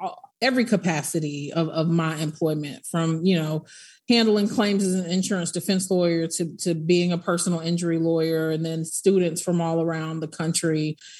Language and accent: English; Tallahassee, Florida, United States; born there; also born or lived in Netherlands / New Mexico / Nuremberg, Germany; I'm an Army brat, but my family is from Tallahassee, Florida, and I was born in Tallahassee because we were in transition when my mom was far along. So I was born in Tallahassee, but lived in Holland, White Sands, Missile Range, New Mexico, and Nuremberg, Germany.